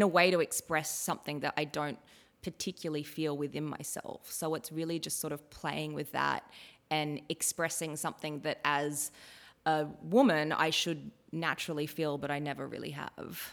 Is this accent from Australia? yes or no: yes; Ballina, New South Wales, Australia; moved away; I grew up in Ballina, which is really close to Byron Bay